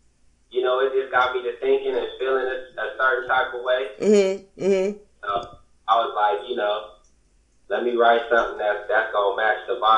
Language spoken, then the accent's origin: English; Los Angeles, California, United States; moved away; also born or lived in Missouri; I'm from Los Angeles originally. I lived in Missouri for a while. But I'm originally from Los Angeles.